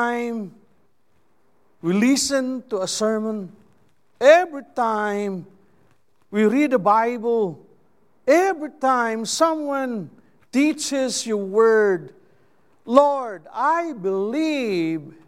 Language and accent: English; Philippines; first language Cebuano; English is a second language; I am a Filipino